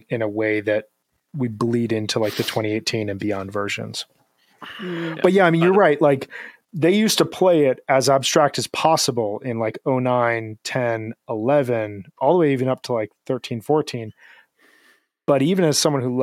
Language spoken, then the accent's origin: English; Midwest, United States; accent: Midwestern; I'm a Midwesterner who says things the way a Midwesterner says it